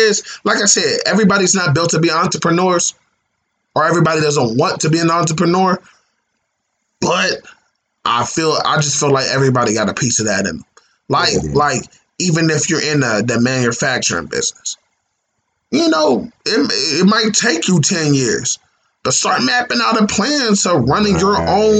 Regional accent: Dayton, Ohio, United States; hey, I'm from Dayton. You know what I'm saying?

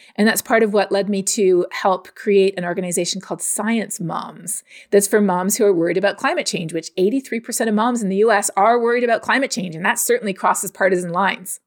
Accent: Canada; also born or lived in United States / West Texas; now in Texas, United States; growing up in Canada

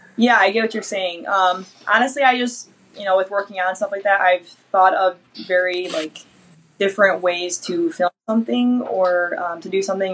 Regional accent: Detroit, Michigan, United States; I'm from the Detroit area

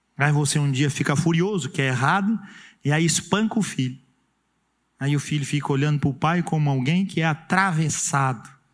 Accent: Urubici, Santa Catarina, Brazil; nunca mais vou vir na minha terra amada

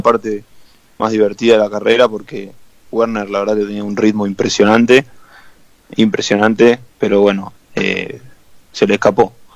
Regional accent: Argentina; como buen argentino

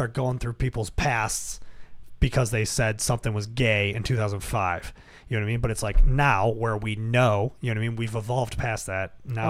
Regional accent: Buffalo, New York, United States; I grew up in South Buffalo.

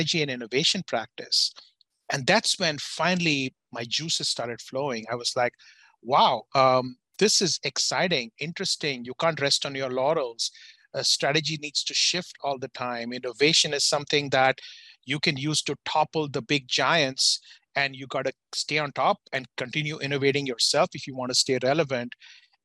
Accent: India; moved away as an adult; now in United States; I grew up in India. I'm from a business family in India

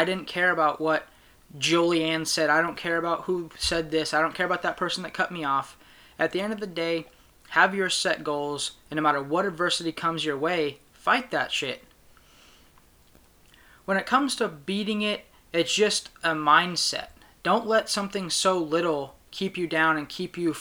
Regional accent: Sacramento, California, United States; I'm from Sacramento, California

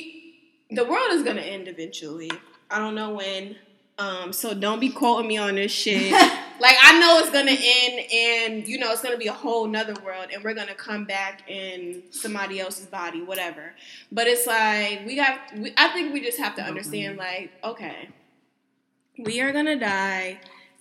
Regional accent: Connecticut, United States; moved away as an adult; now in Houston, United States; back home in Connecticut

